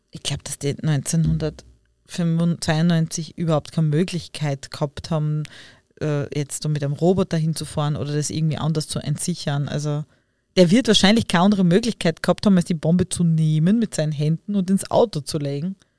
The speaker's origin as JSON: {"language": "German", "town": "Leibnitz", "region": "Styria", "country": "Austria", "said": "Ich bin ja auch aus Leibniz und man sagt ja oft, äh, dass wir einen argen Dialekt"}